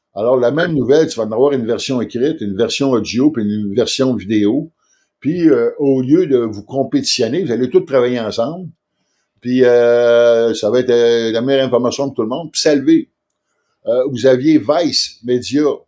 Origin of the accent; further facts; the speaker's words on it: Quebec City, Quebec, Canada; moi, je viens de Québec